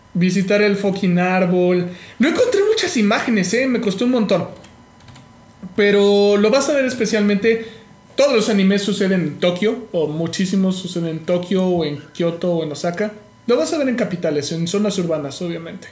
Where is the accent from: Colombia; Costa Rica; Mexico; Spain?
Mexico; como mexicano